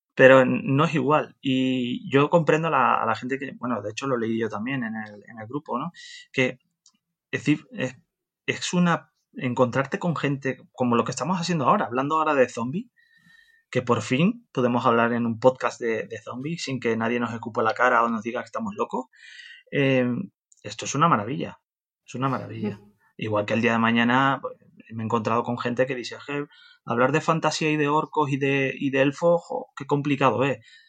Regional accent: Canary Islands, Spain; also born or lived in Netherlands; Nosotros los canarios nos, consideramos más latinos que, europeos

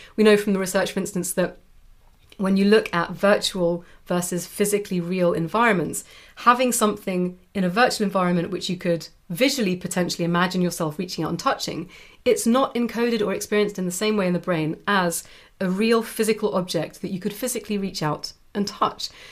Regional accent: United Kingdom; now in Europe; a Brit who's chosen to live in Europe, and also most of my family are from Europe

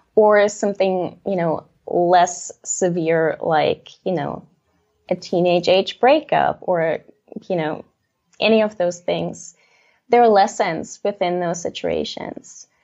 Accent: Leipzig, Saxony, Germany; I grew up in Leipzig, Germany, on stage, really

